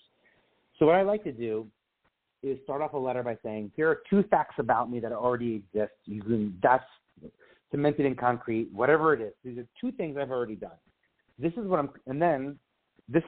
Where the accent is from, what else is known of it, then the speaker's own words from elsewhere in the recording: New York, United States; As a New Yorker